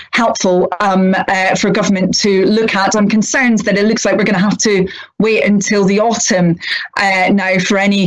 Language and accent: English; Scotland, United Kingdom; moved away; I was brought up in Scotland, but my family, a number of them had been brought up in England, my father had been, so I'm kind of a bit of a mixture